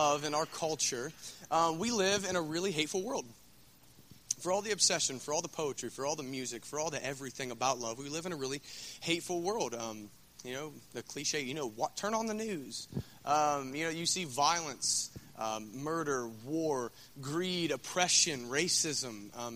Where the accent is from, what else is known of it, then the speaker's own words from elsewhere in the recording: Scioto County, Ohio, United States; I'm from Scioto County